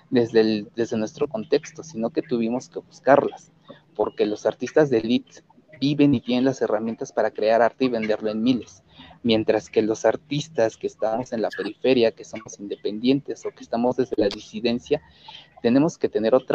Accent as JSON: {"language": "Spanish", "country": "Mexico", "first_language": "Nahuatl", "second_language": "Spanish", "said": "en la que también empecé a mezclar mi lengua materna, que es la lengua náhuatl."}